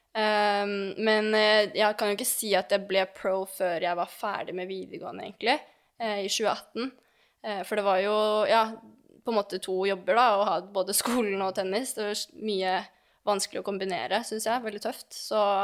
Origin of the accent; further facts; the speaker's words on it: Lørenskog, Akershus, Norway; moved away as an adult; also born or lived in Oslo; now in Belgium; jeg er født i Oslo, men oppvokst på Fjellhamar i Lørenskog